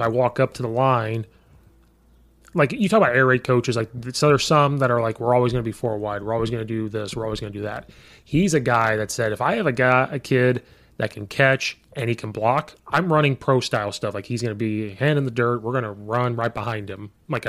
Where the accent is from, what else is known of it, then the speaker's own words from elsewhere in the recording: Illinois, United States; I'm from Central Illinois. Like I only heard of like one or two schools up here. So coming up here I have to learn all these suburbs.